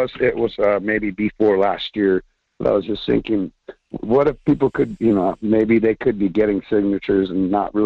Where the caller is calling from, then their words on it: Homer, Alaska, United States; Hello. Hi. … from Homer.